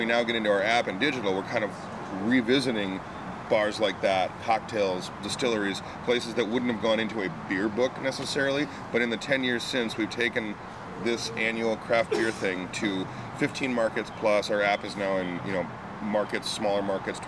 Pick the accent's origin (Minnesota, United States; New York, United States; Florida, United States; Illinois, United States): Minnesota, United States; I'm from Minnesota